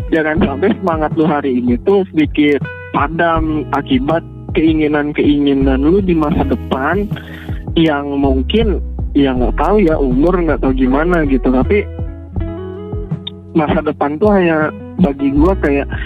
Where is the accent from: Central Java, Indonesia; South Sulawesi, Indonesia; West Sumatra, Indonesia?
West Sumatra, Indonesia; saya orang Minang. Tulen orang Minang pure ayah ibu Minang